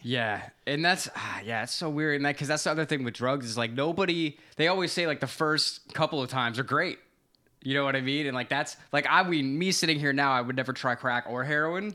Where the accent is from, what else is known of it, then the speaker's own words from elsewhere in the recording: Florida, United States; I grew up in Florida